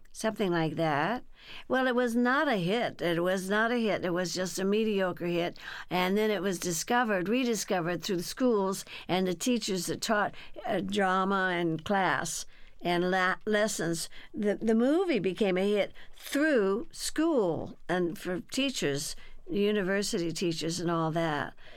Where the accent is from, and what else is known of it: Burbank, California, United States; born or raised there; also born or lived in Texas